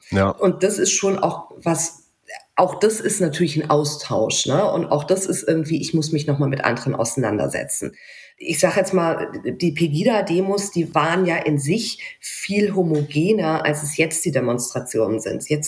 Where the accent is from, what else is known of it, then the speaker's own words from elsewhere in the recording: South Germany, Germany; ich komme doch nicht aus Westdeutschland, ich komme aus Süddeutschland.